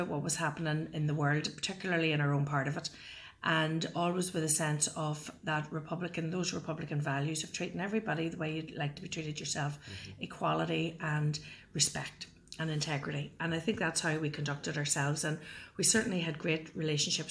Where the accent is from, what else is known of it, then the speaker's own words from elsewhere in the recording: The Brantry, County Tyrone, Northern Ireland, United Kingdom; I was born in the Brantry, County Tyrone, which is comprised of 18 town lands. It's a wee rural area